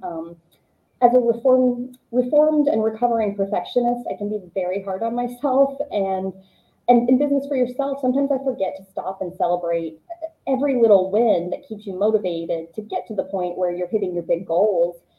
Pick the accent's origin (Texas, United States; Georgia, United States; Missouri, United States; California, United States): Georgia, United States; moved away; I grew up in Georgia.